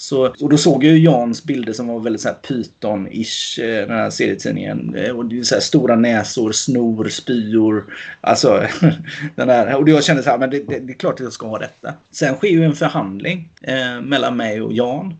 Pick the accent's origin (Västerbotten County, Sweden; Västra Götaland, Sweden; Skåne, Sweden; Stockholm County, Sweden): Västra Götaland, Sweden; Gothenburg; de som bor i Kortedala. liksom, eh, där jag kommer ifrån